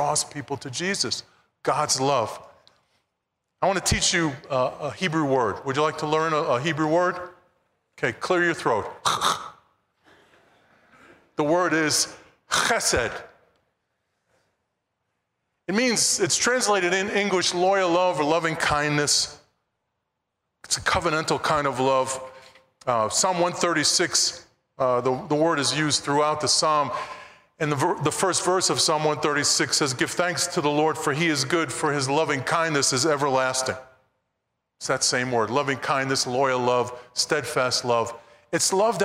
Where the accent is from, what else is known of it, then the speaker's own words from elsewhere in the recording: New York City, New York, United States; growing up in Brooklyn, New York, there were really only two religions that were there